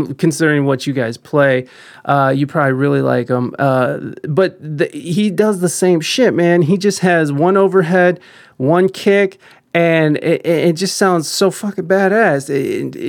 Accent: Ohio, United States; moved away as an adult; also born or lived in San Diego; I'm from Ohio, and I'm back in Ohio

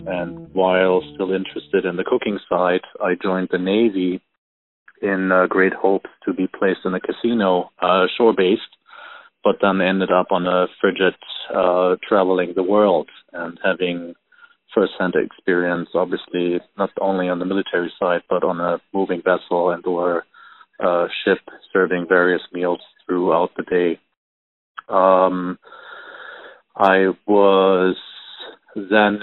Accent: Germany; moved away; I am originally from Germany

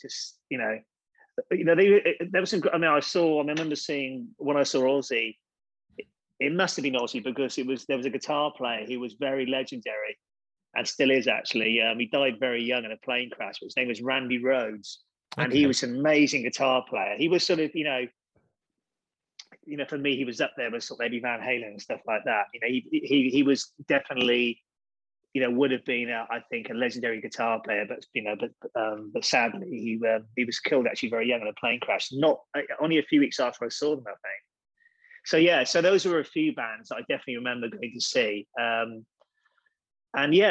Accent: Chepstow, Wales, United Kingdom; I grew up just outside Chepstow, which is a pretty small place

